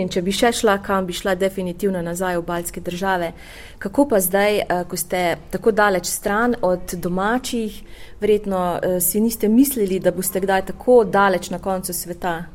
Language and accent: Slovenian; Slovenia; ker pravijo, da smo Slovenci zelo patriotski, da pogrešamo domovino, da je zelo težko, ko smo na tujem.